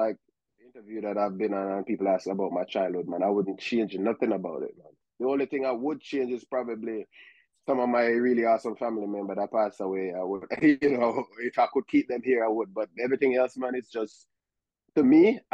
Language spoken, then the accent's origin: English; Jamaica; now in United States; growing up in Jamaica, the childhood was like a typical childhood